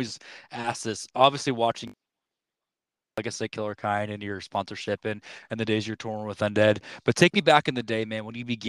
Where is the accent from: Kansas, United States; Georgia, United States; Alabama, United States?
Kansas, United States; we're from Kansas